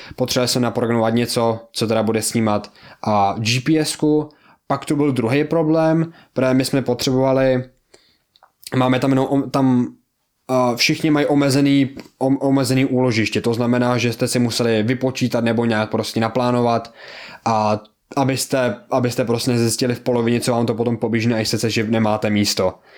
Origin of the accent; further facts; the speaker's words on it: Czechia; já jsem z Česka